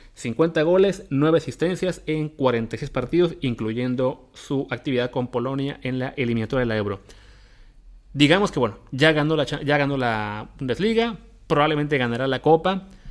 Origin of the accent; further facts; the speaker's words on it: Mexico; para nosotros como mexicanos